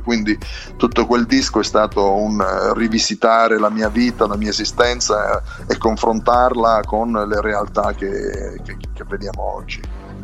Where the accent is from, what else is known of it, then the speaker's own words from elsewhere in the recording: Penne, Abruzzo, Italy; del mio paese, pennese